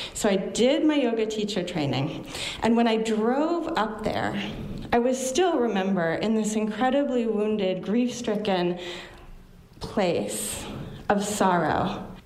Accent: Bucksport, Maine, United States; also born or lived in Orland, Maine; I grew up in Bucksport and Orland

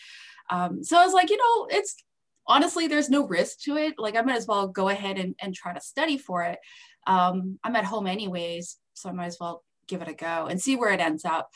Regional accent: Canada; also born or lived in Calgary; I'm Canadian, by the way, so I'm not even American

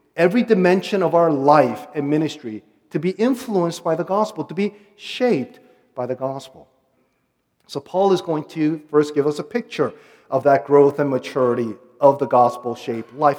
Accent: United States; accent: American; also born or lived in Korea; I'm uh, ethnically Korean, so I'll be spending uh, five weeks with my family in Korea. And I'm going to be an outsider there because I'm somewhat bilingual, and they'll make fun of my American accent

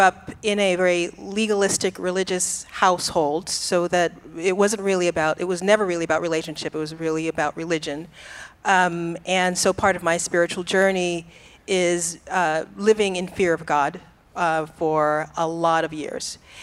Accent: Boston, Massachusetts, United States; I grew up in Boston, Massachusetts

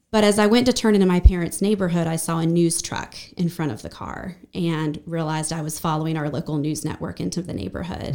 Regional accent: Brevard, North Carolina, United States; also born or lived in Asheville; I spent the first thirteen years in Brevard

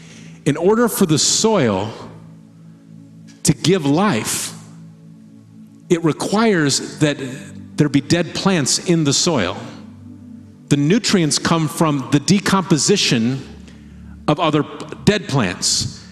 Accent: Midwest, United States; and as a Midwesterner, there's been times that I have called something a mountain.

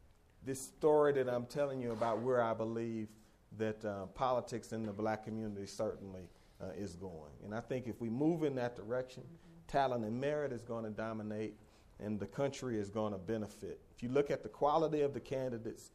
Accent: Atlanta, Georgia, United States; I come from Atlanta, Georgia

